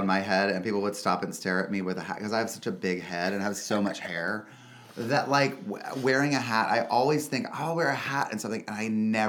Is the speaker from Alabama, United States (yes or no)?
no; North Carolina, United States; North Carolina, outside of Charlotte.